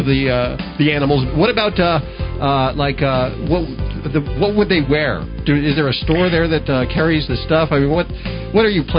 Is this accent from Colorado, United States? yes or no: yes; south of Denver, Centennial area, Colorado, United States; moved away; I grew up in that area there, and I'll tell you, it didn't even exist when I grew up there.